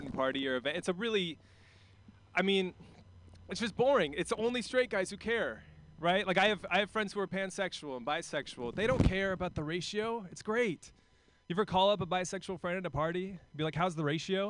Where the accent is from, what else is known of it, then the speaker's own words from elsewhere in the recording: Portland, Oregon, United States; also born or lived in New York; I'm from Portland.